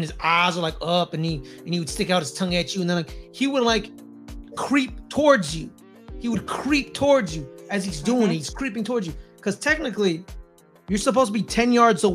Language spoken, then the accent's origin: English; United States; I'm an American